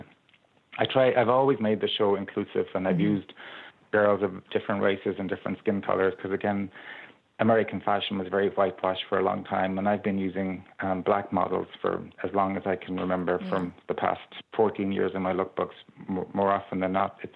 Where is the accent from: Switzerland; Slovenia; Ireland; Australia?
Ireland; Ballyheigue, Munster; we grew up in Ballyhigh on the beach